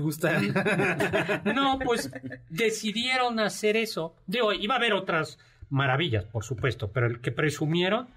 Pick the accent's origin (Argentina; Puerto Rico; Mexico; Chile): Mexico; nosotros somos mexicanos